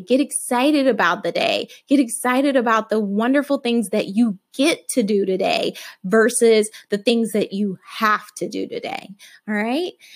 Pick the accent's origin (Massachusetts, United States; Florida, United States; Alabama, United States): Alabama, United States; I was raised in Alabama